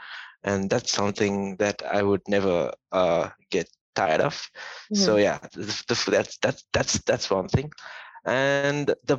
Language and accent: English; Sri Lanka; moved away as an adult; now in Kuala Lumpur, Malaysia; It's been about 2 years now since I moved in from my home country, which is Sri Lanka. And this is the first time I'm living abroad outside alone.